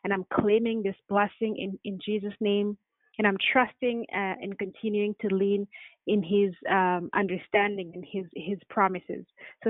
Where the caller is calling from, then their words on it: Vancouver, British Columbia, Canada; I'm calling from Vancouver.